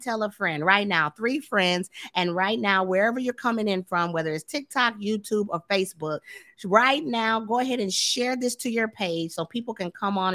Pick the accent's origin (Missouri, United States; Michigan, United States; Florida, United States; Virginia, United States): Florida, United States; Tampa; now in Dallas, United States; I'm from Florida too. So um, I was raised in Tampa, St. Petersburg area.